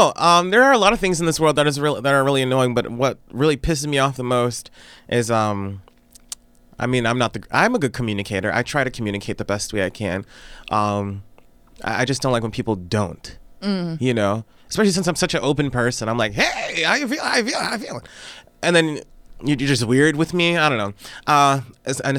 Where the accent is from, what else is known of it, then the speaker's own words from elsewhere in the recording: United States; I'm American